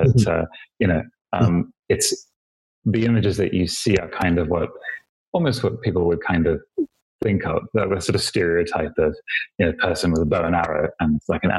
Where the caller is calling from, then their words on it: Johannesburg, Gauteng, South Africa; I'm in Johannesburg, South Africa, where it is presently bleak.